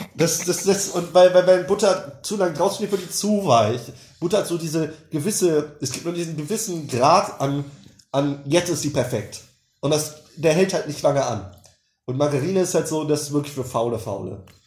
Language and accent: German; Germany; first language German; Weil ich selbst als Deutscher, der deutscheste Deutsche der Deutschen.